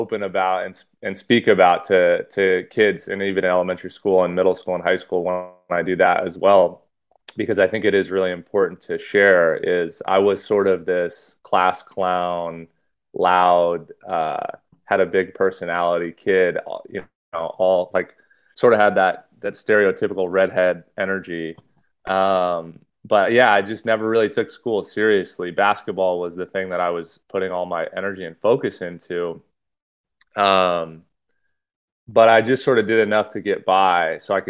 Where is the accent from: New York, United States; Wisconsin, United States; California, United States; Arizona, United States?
California, United States; Los Angeles area; also born or lived in New Hampshire / Santa Barbara; I kind of moved schools a lot and was all over Los Angeles. So when people ask me where I'm from, it kind of ranges from Malibu to Westlake Village to Thousand Oaks to Agora to Calabasas, that kind of circle